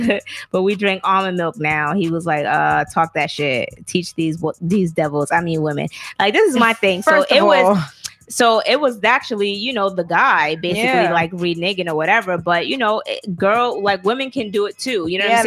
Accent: Alabama, United States; I'm from Alabama.

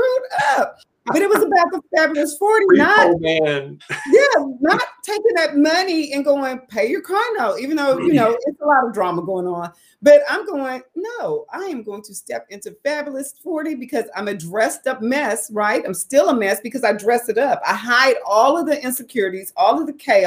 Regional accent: Tulsa, Oklahoma, United States; moved away as an adult; also born or lived in Atlanta / Phoenix / Dallas; I'm living back in my hometown of Tulsa, Oklahoma

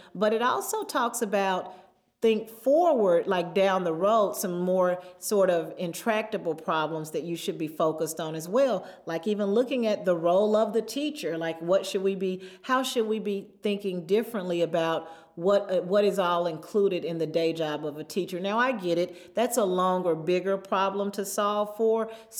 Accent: Southern United States, United States; I grew up in the Bible Belt. My first teacher was my Sunday school teacher.

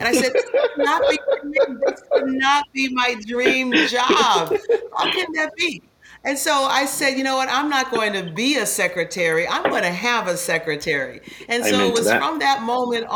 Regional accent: Phoenix, Arizona, United States; I had three other siblings, two dogs and a cat. And we were all in this big house together, in this small house together in Phoenix

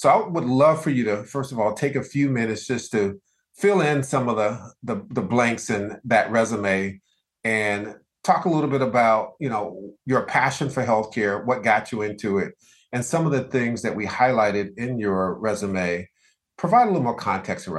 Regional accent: Deep South, United States; I grew up in the Deep South

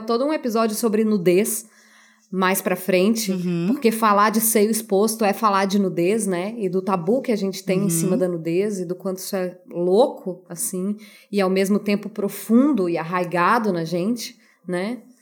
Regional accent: Brazil; a gente cresce na nossa cultura brasileira

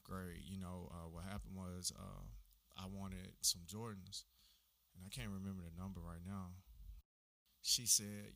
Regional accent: Huntsville, Alabama, United States; I'm a native of Huntsville

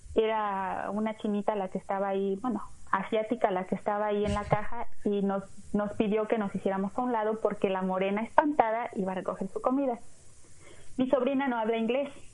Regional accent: Mexico; now in United States; soy mexicana, amo mi país

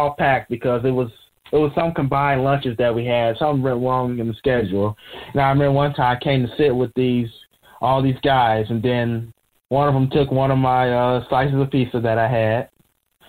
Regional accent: Michigan, United States; I'm a 19-year-old, born and raised in Michigan

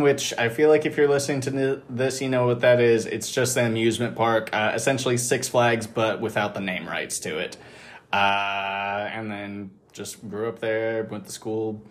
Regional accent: Kansas City, Missouri, United States; grew up in Kansas City my whole life.

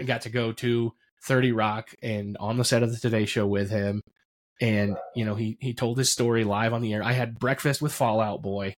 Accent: Roulette, Pennsylvania, United States; I grew up in Potter County

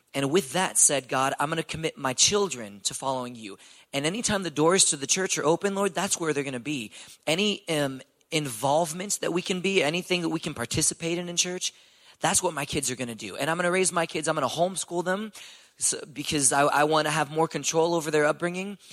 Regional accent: Houston, Texas, United States; I'm from Houston, Texas, born and raised.

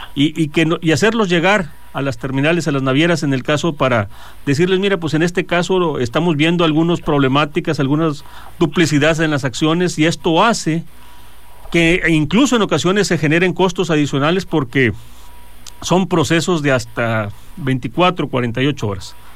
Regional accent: Mexico; como mexicanos

